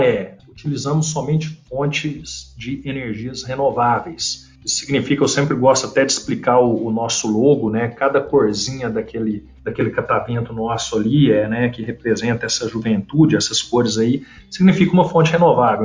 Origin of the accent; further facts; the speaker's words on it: Uberlândia, Minas Gerais, Brazil; moved away as an adult; also born or lived in Turin, Italy / Rennes, France; sou natural aqui de Uberlândia, Minas Gerais, de onde eu estou falando